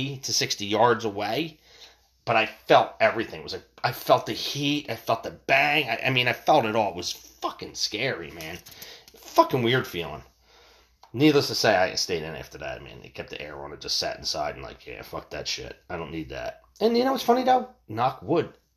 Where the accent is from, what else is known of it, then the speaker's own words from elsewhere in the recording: United States; In my hometown where I grew up